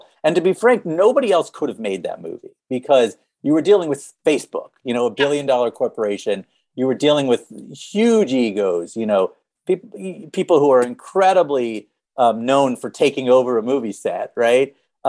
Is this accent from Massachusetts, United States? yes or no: yes; Boston, Massachusetts, United States; I'm a kid from Boston.